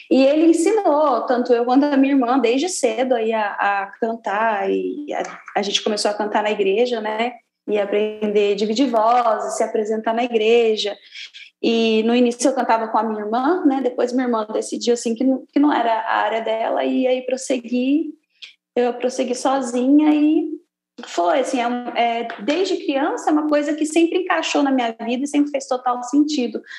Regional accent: Brazil; a gente {S2} é brasileiro, na verdade, né?

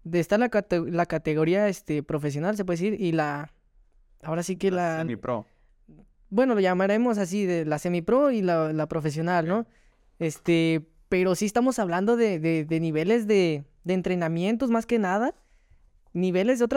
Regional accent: Mexico City, Mexico; now in Nayarit, Mexico; Así es, de la delegación Miguel Hidalgo.

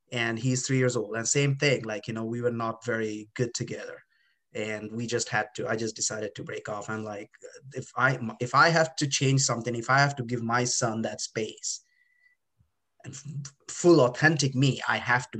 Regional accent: India; moved away; I was born in India

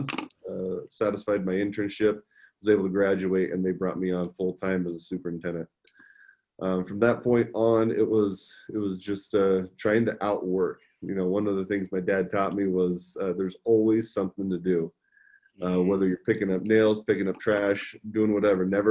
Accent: Nebraska, United States; I'm from Nebraska

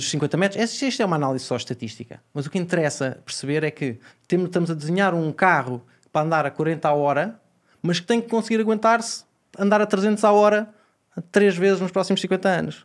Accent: Portugal; como português

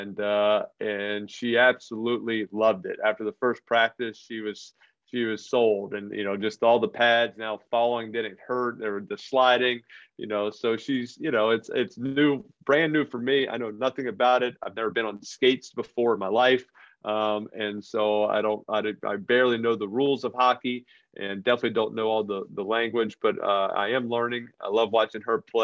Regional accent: New Orleans, Louisiana, United States; moved away as an adult; also born or lived in Northeast US; now in Northeast, United States; I grew up in New Orleans, not a whole lot of hockey going on

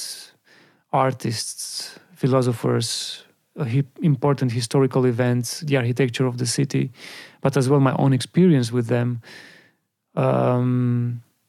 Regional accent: Bucharest, Romania; my hometown

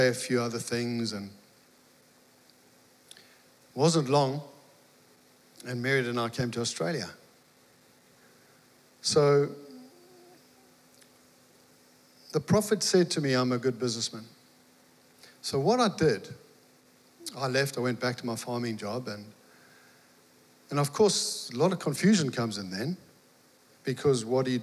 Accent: Mtunzini, KwaZulu-Natal, South Africa; moved away; Meredith and I, we're from South Africa, you might have guessed. And I was farming

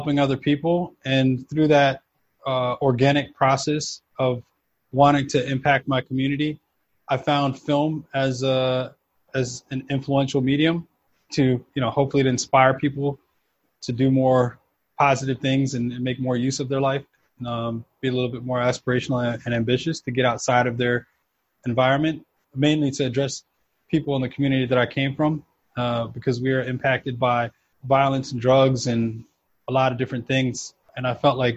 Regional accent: New York City, New York, United States; moved away as an adult; also born or lived in South America / Houston, Texas; now in New Jersey, United States; I was kind of all over, mostly New York, a bit of back and forth to South America because that's where my family's from

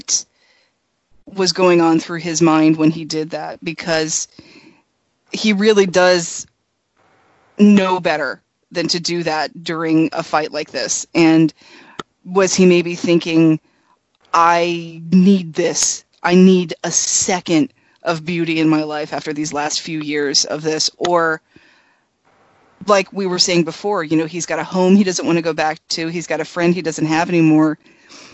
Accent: United States; as an American who was raised in America

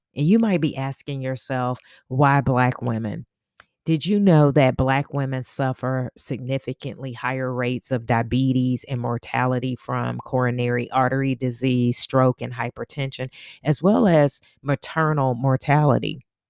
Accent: Augusta, Georgia, United States; We are from Augusta, Georgia, and we made our pilgrimage, I should say, from Augusta to Bennett College

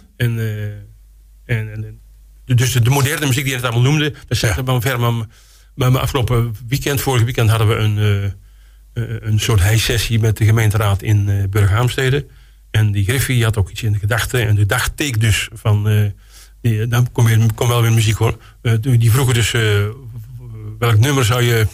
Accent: Kruisland, North Brabant, Netherlands; moved away as an adult; now in Roosendaal, Netherlands; ik kom uit Kruisland eigenlijk. En ik ben, na, na, mijn schooltijd ben ik in Roosendaal terechtgekomen.

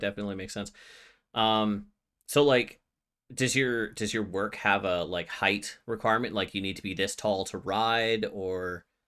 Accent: Canada; I'm Canadian

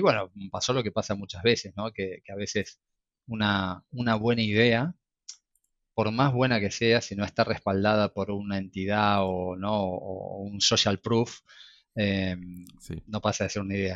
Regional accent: Argentina; moved away as an adult; now in Barcelona, Spain; yo soy de Argentina, estudié en Argentina, eh, como mi acento lo delata.

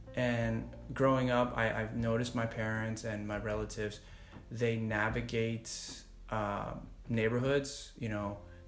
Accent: United States; I, as an American born

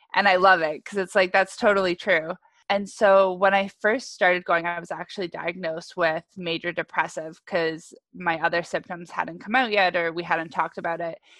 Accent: Ajax, Ontario, Canada; I was originally in Ajax

